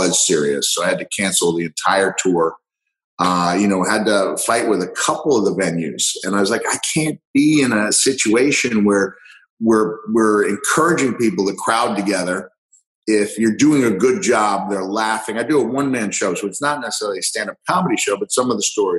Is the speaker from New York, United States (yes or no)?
yes; Long Island, New York, United States; moved away as an adult; also born or lived in Texas / Tennessee / Georgia / Florida; I'm on Long Island. I grew up on Long Island, moved back